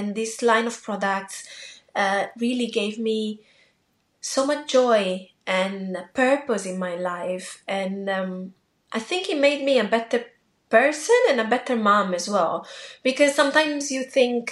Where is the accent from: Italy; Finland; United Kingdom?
Italy; moved away; in Italy, I grew up in Italy.